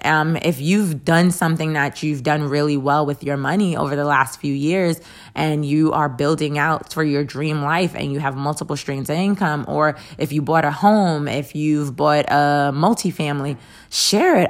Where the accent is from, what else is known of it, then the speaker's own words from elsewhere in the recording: Jacksonville, Florida, United States; I am from Jacksonville